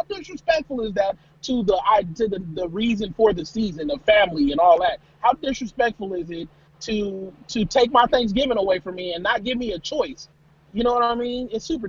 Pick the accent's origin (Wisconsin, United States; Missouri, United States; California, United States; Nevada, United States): Nevada, United States; Las Vegas; I'm from Vegas.